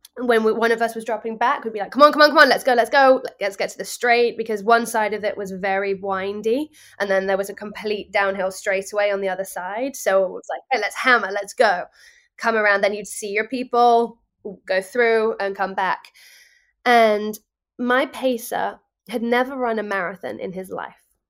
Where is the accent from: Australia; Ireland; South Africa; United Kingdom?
United Kingdom; England; now in New York, United States; As somebody who is not born and bred in New York, I'm English